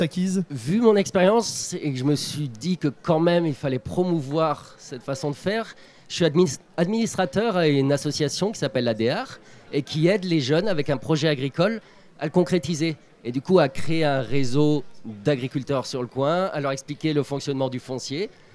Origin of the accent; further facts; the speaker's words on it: France; Je suis originaire de Gramont.